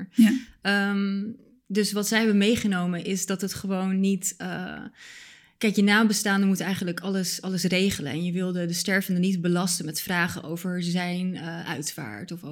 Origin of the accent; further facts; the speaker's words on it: Bulgaria; born there; mijn ouders zijn allebei Bulgaars. En ik ben zelf ook geboren in Bulgarije.